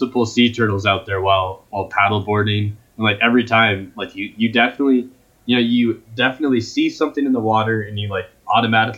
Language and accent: English; Vail, Colorado, United States; we're from Vail